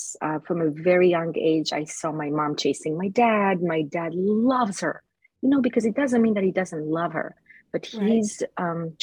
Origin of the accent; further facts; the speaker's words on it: Jerusalem, Jerusalem District, Israel; moved away; I was born in Jerusalem, Israel.